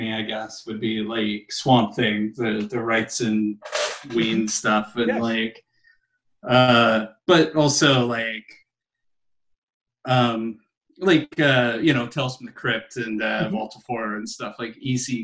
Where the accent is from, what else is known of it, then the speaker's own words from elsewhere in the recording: Arkansas, United States; I probably spent the largest portion of my time growing up in Arkansas